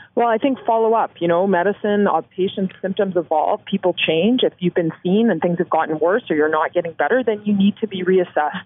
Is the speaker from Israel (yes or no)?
no; Canada; as a Canadian